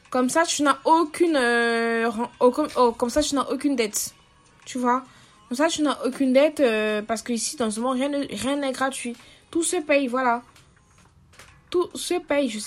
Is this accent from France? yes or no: no; Cameroon; camerounaise et du coup je n'ai pas l'habitude de, parler comme des Français, tu vois. Donc euh, mon vrai accent c'est ça.